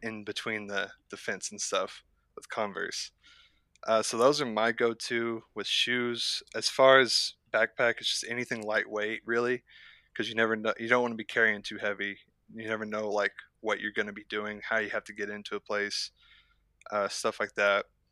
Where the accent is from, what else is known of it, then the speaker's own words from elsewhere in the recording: near Lawton, southern Oklahoma, United States; I'm from southern Oklahoma, closer to the Lawton area